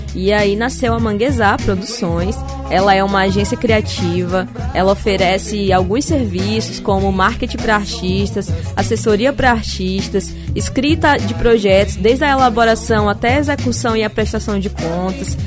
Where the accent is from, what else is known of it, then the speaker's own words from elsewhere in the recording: Maranhão, Brazil; eu sou maranhense, nascida aqui nessa terrinha maravilhosa